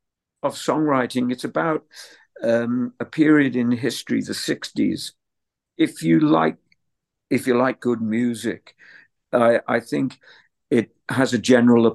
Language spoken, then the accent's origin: English; Liverpool, North West England, United Kingdom; as a teenager growing up in Liverpool